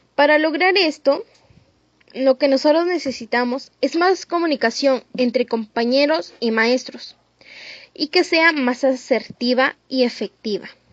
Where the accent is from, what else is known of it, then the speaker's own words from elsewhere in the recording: Canchaque, Piura, Peru; tanto como canchaqueños, peruanos